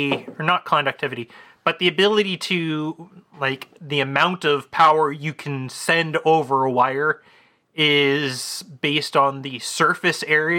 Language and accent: English; Canada; I blame it on being Canadian.